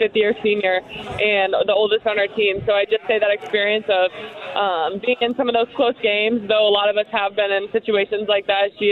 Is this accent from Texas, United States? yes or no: no; Indiana, United States; born or raised there; also born or lived in Eugene, Oregon; now in Bloomington, United States